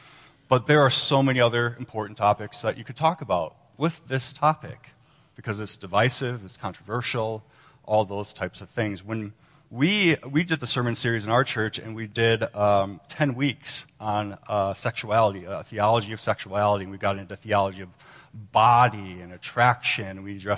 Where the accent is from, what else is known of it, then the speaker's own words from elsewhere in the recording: Minnesota, United States; And then I moved back to my home state of Minnesota, and that's where we came from today.